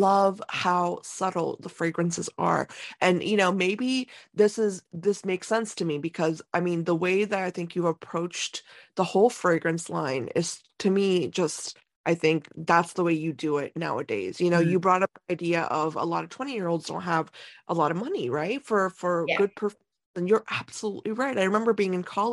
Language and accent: English; India; I am being Indian